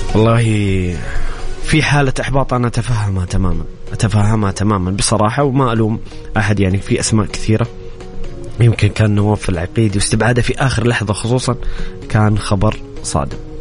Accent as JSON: {"language": "Arabic", "country": "Saudi Arabia", "said": "لدينا كسعوديين"}